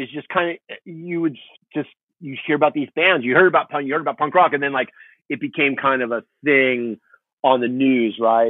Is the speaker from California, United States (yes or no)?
yes; Huntington Beach, California, United States; also born or lived in Fountain Valley; Yeah, born and raised in Huntington Beach and Fountain Valley, which is, as you know, is the next city over.